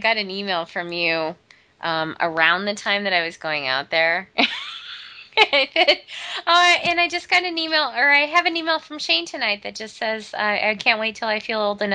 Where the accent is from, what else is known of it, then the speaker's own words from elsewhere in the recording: Midwest, United States; growing up in the Midwest